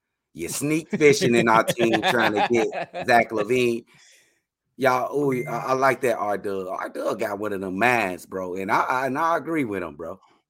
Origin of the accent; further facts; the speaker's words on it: Chicago, Illinois, United States; I'm from Chicago.